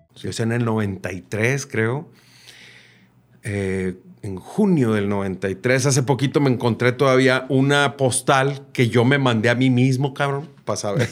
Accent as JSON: {"language": "Spanish", "country": "Mexico", "lives_now": "Nuevo León, Mexico", "said": "somos mexicanos todos."}